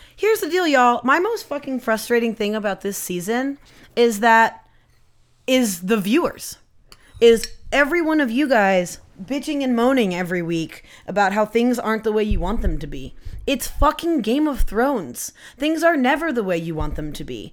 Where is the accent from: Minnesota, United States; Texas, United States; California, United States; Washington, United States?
Washington, United States; Poulsbo; I grew up in Polesbo, which is just, it's on the Kitsap Peninsula